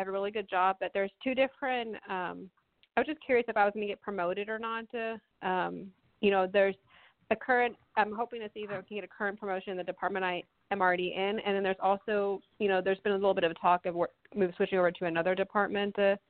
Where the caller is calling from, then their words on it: Texas, United States; I'm calling from Texas.